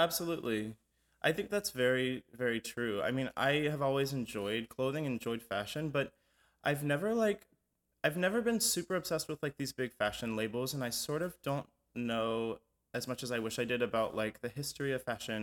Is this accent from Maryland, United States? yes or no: no; Atlanta, Georgia, United States; we grew up in Atlanta